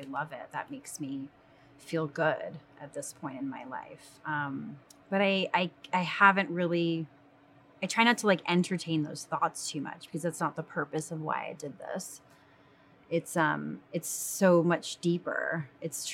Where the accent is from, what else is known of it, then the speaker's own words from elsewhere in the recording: Rhode Island, United States; I was born in Rhode Island